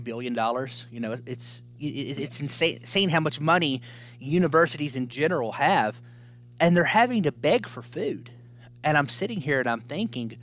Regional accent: Tennessee, United States; I'm from Tennessee

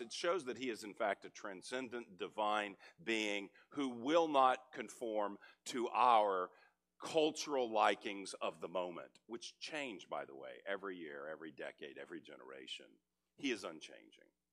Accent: Texas, United States; moved away as an adult; also born or lived in California; now in Frisco, United States; I grew up in Texas, but I've been in California two decades

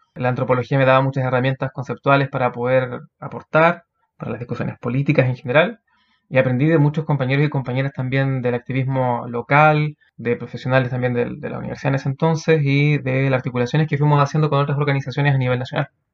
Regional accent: Punta Arenas, Magallanes and Chilean Antarctica, Chile; moved away as an adult; now in Valdivia, Chile; Me considero alguien muy sureño. Toda mi vida la he vivido en el sur, crecí en Punta Arenas y a los 18 años me vine a vivir acá mm, a Valdivia por estudios

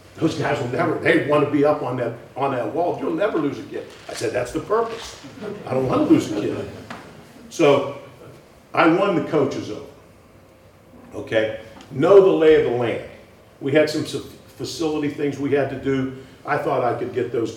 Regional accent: Pittsburgh, Pennsylvania, United States; now in Madison, United States; I grew up in Pittsburgh

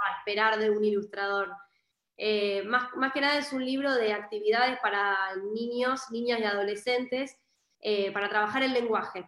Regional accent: Argentina; moved away as an adult; also born or lived in Buenos Aires, Argentina; estoy como en mi ciudad donde yo nací, ahora me volví por la pandemia

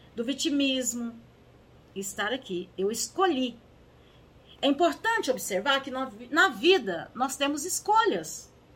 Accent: Minas Gerais, Brazil; eu aqui nasci, aqui em Minas Gerais

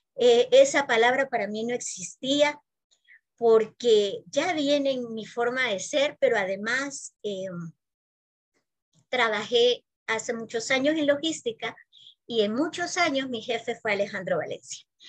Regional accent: San Salvador, El Salvador; also born or lived in Spain; yo nací aquí en San Salvador

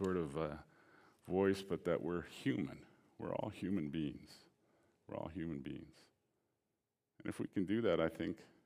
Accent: Alberta, Canada; I grew up in Alberta. I was born here.

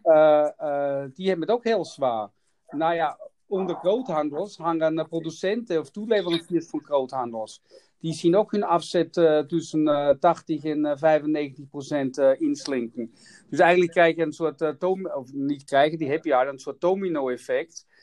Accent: Austria; Dutch is a second language; moved away; ik kom uit Oostenrijk

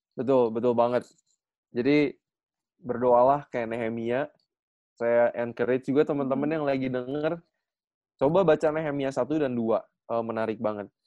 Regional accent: Bandung, West Java, Indonesia; saya asli dari Bandung

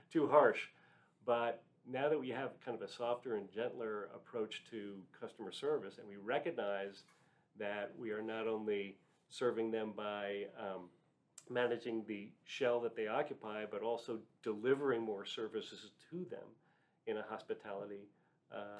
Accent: New York, United States; moved away as an adult; also born or lived in Gettysburg, Pennsylvania; now in Dallas, United States; I grew up in New York, and instead of actually working in Manhattan like my father and his father and all generations before, I moved to Dallas

